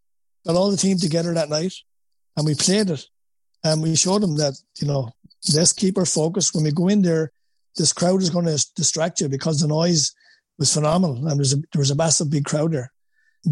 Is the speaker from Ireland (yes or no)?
yes; Wexford, Leinster, Ireland; accent: Wexford; moved away as an adult; now in United States; my Wexford accent